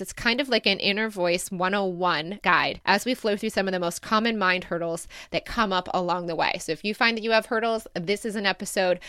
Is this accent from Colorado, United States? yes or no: no; Michigan, United States; moved away as an adult; also born or lived in Ohio; now in Sydney, Australia; I'll be back in my home state